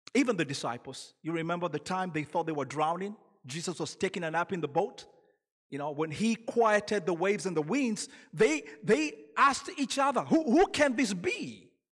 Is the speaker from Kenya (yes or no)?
yes; Kenya; now in United States; I'm originally from Kenya, so when you hear an accent, that's where that's from